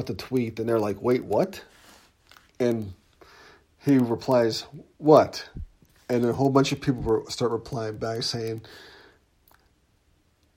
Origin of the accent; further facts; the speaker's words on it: Pittsburgh, Pennsylvania, United States; We're both from Lincoln Place and born and raised